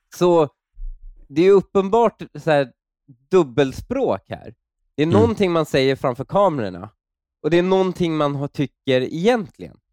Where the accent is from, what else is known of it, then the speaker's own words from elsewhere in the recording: Stockholm, Stockholm County, Sweden; när jag växte upp i Husby